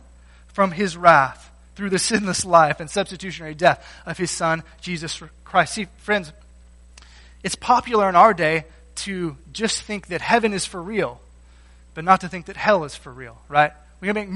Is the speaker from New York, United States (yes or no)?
no; Texas, United States; I grew up in Texas, I didn't grow up around calves or cows